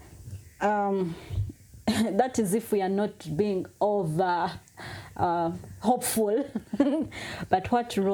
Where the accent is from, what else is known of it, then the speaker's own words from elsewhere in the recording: Kabale, Western Region, Uganda; I am Mchiga from Kabale